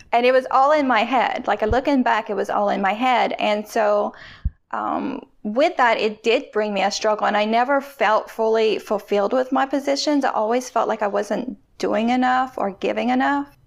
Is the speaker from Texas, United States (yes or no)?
no; Louisiana, United States; I'm from Louisiana